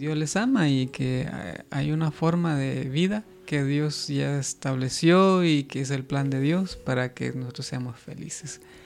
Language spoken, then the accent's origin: Spanish; Guatemala; yo que soy de Guatemala